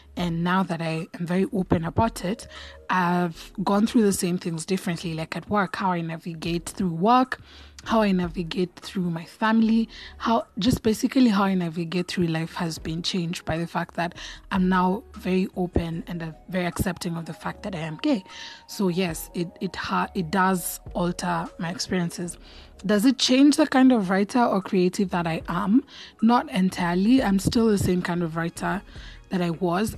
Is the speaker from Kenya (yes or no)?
yes; Kenya; I identify as Kenyan or African.